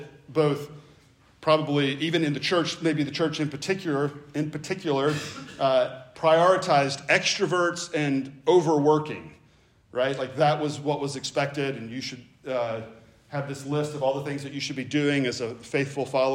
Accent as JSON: {"language": "English", "region": "the South", "country": "United States", "tie": "born or raised there", "said": "I grew up in the South"}